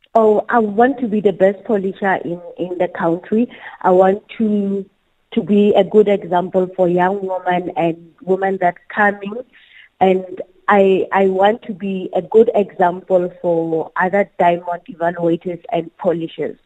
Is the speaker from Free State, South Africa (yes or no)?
yes; Bloemfontein, Free State, South Africa; now in Kimberley, South Africa; I'm from the Free State in uh, uh, a place called uh, Mangaung, mm-hmm. in the, known as Freedom Square. It's mm-hmm. where I grew